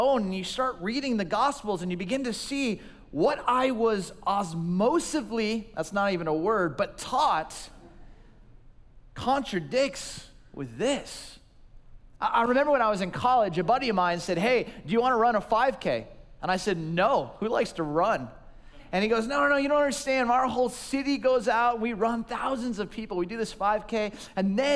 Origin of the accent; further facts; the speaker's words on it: Southern California, United States; I grew up in Southern California in a small little town